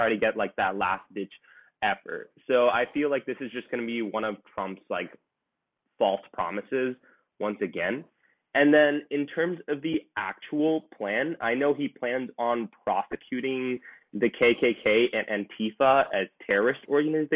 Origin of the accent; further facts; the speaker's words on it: St. Louis, Missouri, United States; I'm also from St. Louis, Missouri